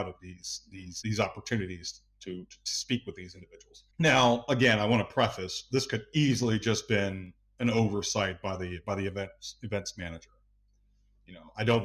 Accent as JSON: {"language": "English", "country": "United States", "moved": "as an adult", "lives_now": "Tbilisi, Georgia", "said": "the United States, my home country"}